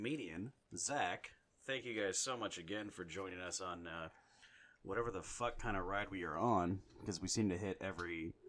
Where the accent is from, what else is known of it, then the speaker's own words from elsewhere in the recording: Ireland; It happened when I was born, because I'm Irish.